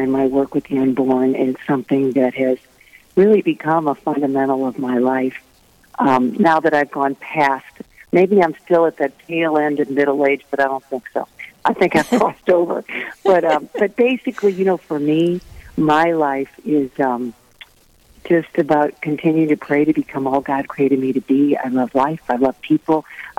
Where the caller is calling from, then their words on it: St. Louis, Missouri, United States; Oh, from St. Louis. St. Louis is my home base.